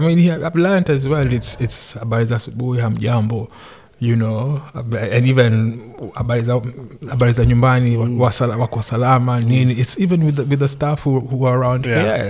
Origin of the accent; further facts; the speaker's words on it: Nairobi, Kenya; moved away as an adult; I'm like from Nairobi.